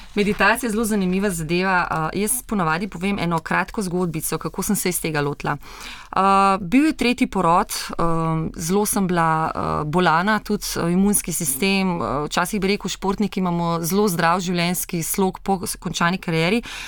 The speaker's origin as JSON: {"language": "Slovenian", "country": "Slovenia", "said": "Slovenci smo"}